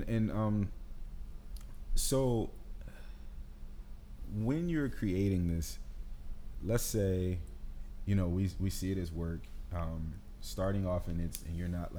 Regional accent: Detroit, Michigan, United States; I'm from Detroit

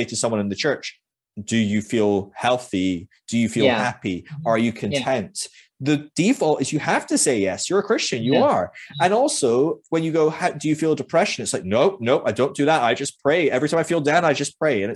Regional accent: Scotland, United Kingdom; moved away; I'm Scottish

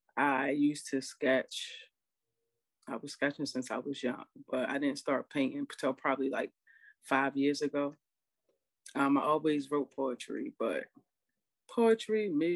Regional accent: Baltimore, Maryland, United States; From Baltimore. That's basically where most of my family is from. So that's where it started. That's where I am now. And yeah, I love it. So I'm in Baltimore.

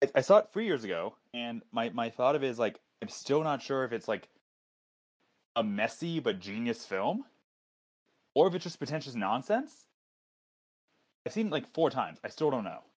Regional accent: Long Beach, California, United States; also born or lived in Atlanta, Georgia; I'm from Long Beach originally. I was born here.

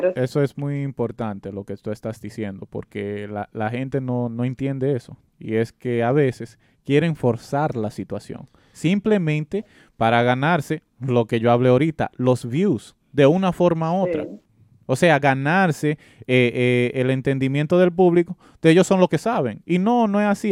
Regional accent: Dominican Republic; Yo soy nacido y criado en la República Dominicana

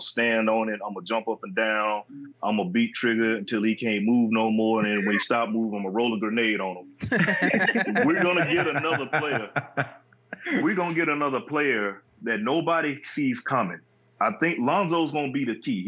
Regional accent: Shreveport, Louisiana, United States; now in West Coast, United States; I'm not a native New Yorker either. I'm from the South

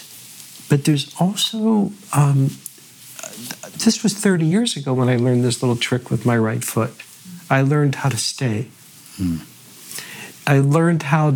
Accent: North Miami Beach, Florida, United States; also born or lived in Pittsburgh, Pennsylvania; I was born in Pittsburgh, mm-hmm. Squirrel Hill to be precise, mm-hmm. and lived there until I was 8, and then I moved to North Miami Beach, Florida.

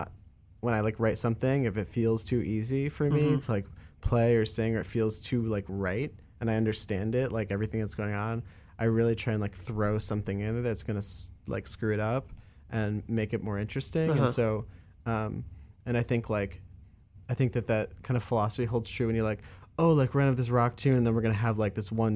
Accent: Northeast, United States; moved away as an adult; also born or lived in Boston; now in Chicago, United States; I grew up on the East Coast and grew up in the Northeast

